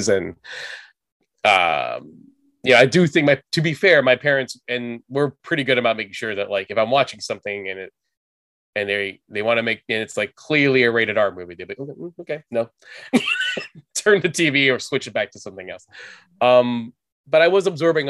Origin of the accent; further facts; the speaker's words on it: Southern California, United States; I was born in Southern California. My family's from the Philippines. They moved here mid 70s. My brother, my sister came here early 80s, and I was born in 83. Kind of grew up here, never really lived outside of the state